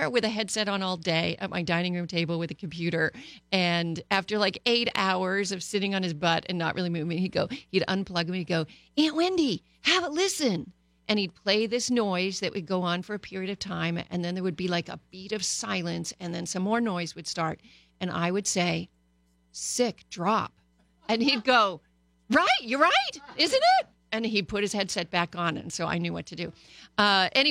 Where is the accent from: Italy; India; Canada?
Canada; now in Los Angeles, United States; Canada my home country before I proudly became an American here